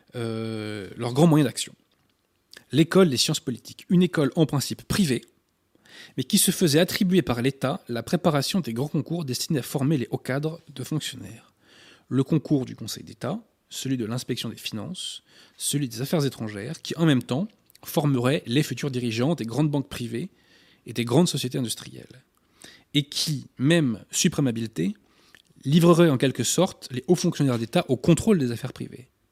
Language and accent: French; France; en tant que Français